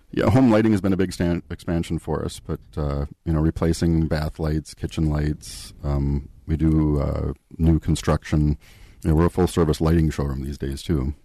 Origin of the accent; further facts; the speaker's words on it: Eden Prairie, Minnesota, United States; I grew up in the Minneapolis area. Eden Prairie was uh, my hometown.